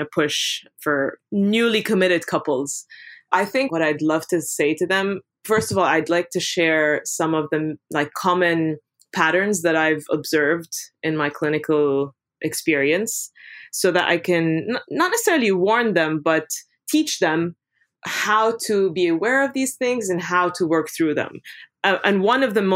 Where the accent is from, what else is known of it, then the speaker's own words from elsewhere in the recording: Beirut, Beirut Governorate, Lebanon; moved away as an adult; also born or lived in London / Dubai; now in New York, United States; I'm originally from Lebanon, grew up in Beirut mostly.